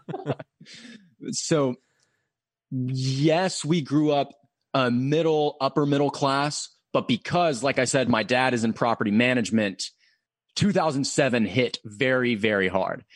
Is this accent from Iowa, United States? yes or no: no; Murfreesboro, Tennessee, United States; moved away as an adult; now in Knoxville, United States; I am from the Nashville area. I'm from Murfreesboro